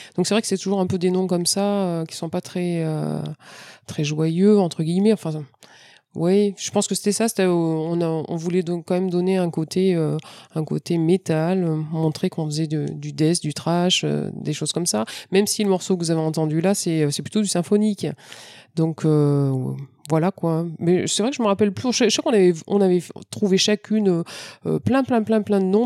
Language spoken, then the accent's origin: French; France; je suis française